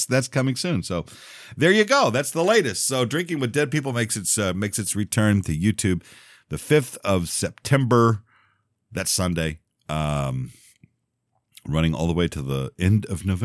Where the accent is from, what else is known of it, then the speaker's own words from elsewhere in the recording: Texas, United States; also born or lived in Louisiana; now in Memphis, United States; I was born in Louisiana. I grew up in Texas and I live in Memphis